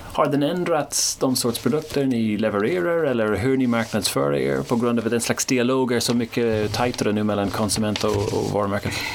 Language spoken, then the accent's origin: Swedish; Ireland; now in Sweden; Jag kommer inte från Sverige, jag kommer från Irland, så jag är inte uppväxt med Arla